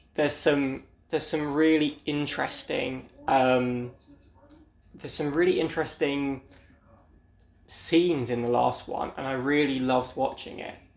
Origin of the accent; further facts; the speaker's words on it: United Kingdom; I'm from Britain